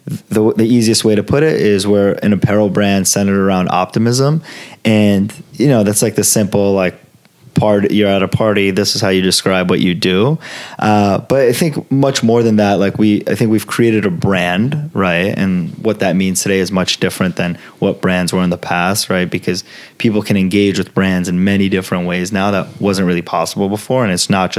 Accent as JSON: {"language": "English", "town": "Los Angeles", "region": "California", "country": "United States", "tie": "born or raised there", "also_born_or_lived": "Florence, Italy", "first_language": "Italian and Farsi", "second_language": "English", "said": "growing up in LA, growing up around Fairfax"}